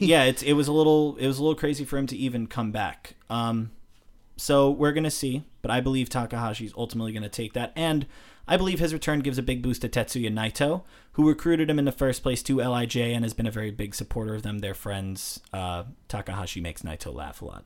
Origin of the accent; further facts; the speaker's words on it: United States; as an American